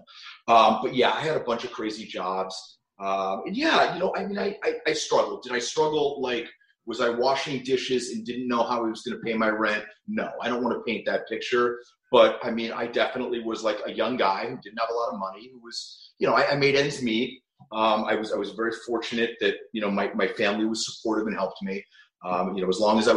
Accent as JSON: {"language": "English", "town": "New Castle", "region": "Pennsylvania", "country": "United States", "tie": "born or raised there", "also_born_or_lived": "Cleveland, Ohio", "moved": "yes", "lives_now": "Southern California, United States", "said": "My dad joined our family business, which was a chain of retail jewelry stores located, or actually headquartered in Newcastle, Pennsylvania, which is about 45 minutes west of Pittsburgh"}